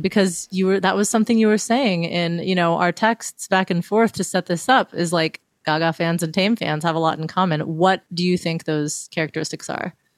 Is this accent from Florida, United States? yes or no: yes; Miami, Florida, United States; moved away; I'm originally from Miami. Um, that's where I was living at the time